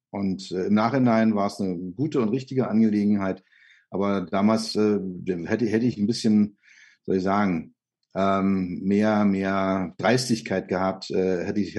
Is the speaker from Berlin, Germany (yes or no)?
yes; Berlin, Germany; moved away as an adult; also born or lived in Böblingen / Mallorca; Ich bin gebürtiger Lichtenrader